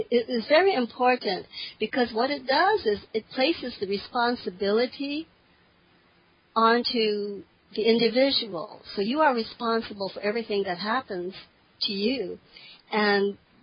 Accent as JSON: {"language": "English", "region": "Hawaii", "country": "United States", "said": "I'm from Hawaii, and my grandparents are from the East, so I was a third generation American, but my grandparents did come from Okinawa."}